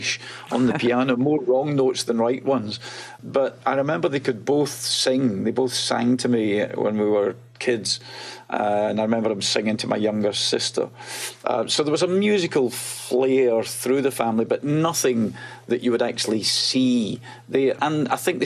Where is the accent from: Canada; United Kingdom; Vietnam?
United Kingdom; Glasgow, Scotland; moved away as an adult; also born or lived in London; I was born in a tenement slum on the outskirts of Glasgow, a one bedroom flat, no heating